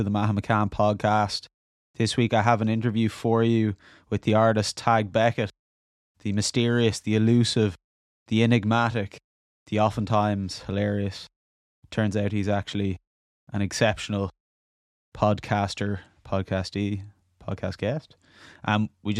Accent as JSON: {"language": "English", "town": "Dublin", "region": "Leinster", "country": "Ireland", "tie": "born or raised there", "said": "young lads growing up in Dublin, being creative, a bit wild"}